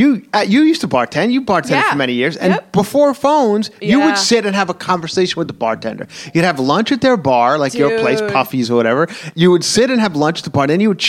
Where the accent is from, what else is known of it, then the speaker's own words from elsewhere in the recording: Long Island, New York, United States; I'm from Long Island